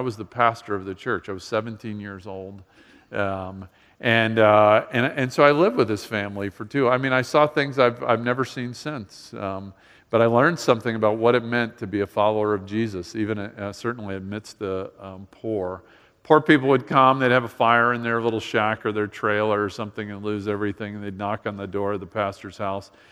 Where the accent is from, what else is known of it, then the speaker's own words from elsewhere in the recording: Miami, Florida, United States; I grew up in Miami